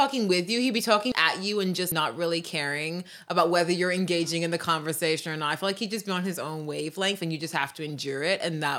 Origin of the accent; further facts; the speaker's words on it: United Kingdom; I'm British, so I was thinking of this in the UK.